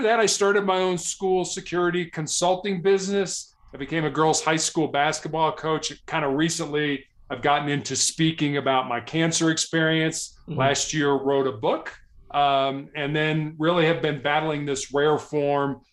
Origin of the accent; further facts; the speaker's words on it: Chicago, Illinois, United States; I was born and raised in Chicago, which is probably the third largest city here in the United States